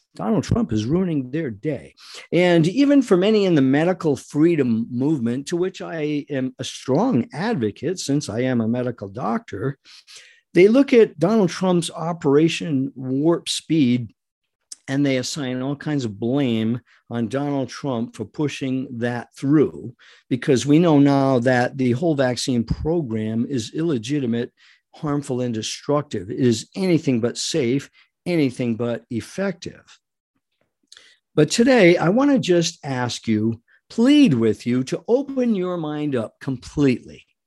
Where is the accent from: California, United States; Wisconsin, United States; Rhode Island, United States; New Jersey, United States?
Rhode Island, United States; I was born and raised in Rhode Island, not far from New York